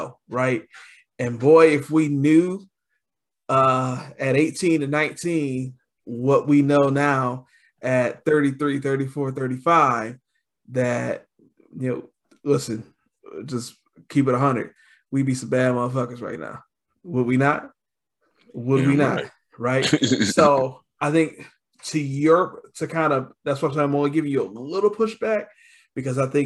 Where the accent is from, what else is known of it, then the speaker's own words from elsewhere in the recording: Detroit, Michigan, United States; growing up in Detroit, 12 years of school